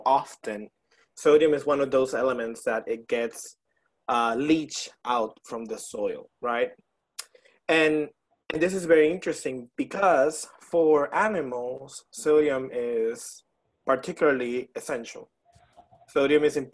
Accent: Puerto Rico; moved away as an adult; now in Baton Rouge, United States; I am from Puerto Rico, but I moved here in 2017

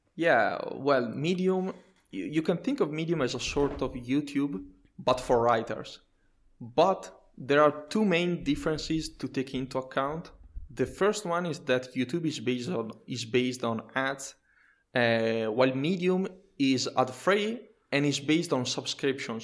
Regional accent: Italy; English is a second language; I'm a software engineer and a technical writer from, uh, Italy

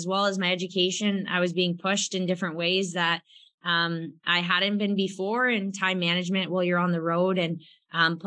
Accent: Bellingham, Washington, United States; moved away as an adult; I grew up in Bellingham, Washington

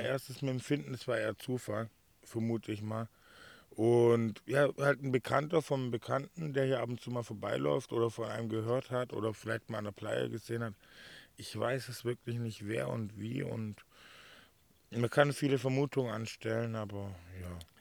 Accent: Swabia, Baden-Württemberg, Germany; now in Mallorca, Spain; als Schwabe

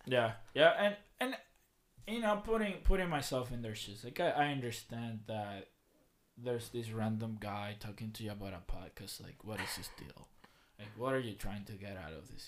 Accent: Dominican Republic; now in Lebanon, United States; the city I grew up at in Dominican Republic

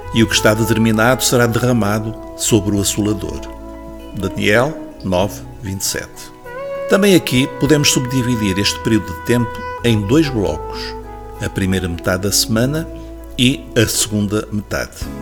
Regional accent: Portugal; nós, como portugueses

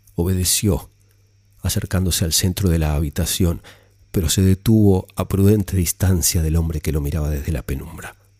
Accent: Argentina; mi país

